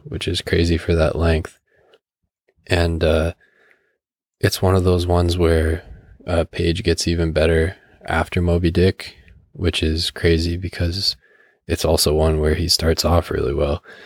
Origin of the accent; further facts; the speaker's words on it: Canada; as a Canadian